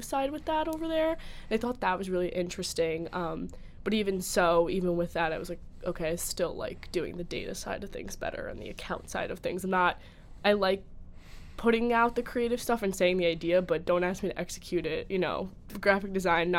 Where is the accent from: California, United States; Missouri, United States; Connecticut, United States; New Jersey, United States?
New Jersey, United States; I'm from New Jersey